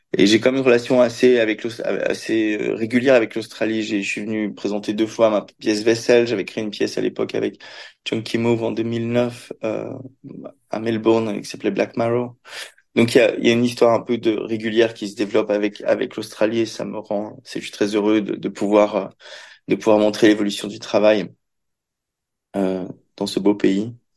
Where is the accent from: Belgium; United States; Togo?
Belgium; also born or lived in Paris; j'ai grandi dans, j'ai grandi en Belgique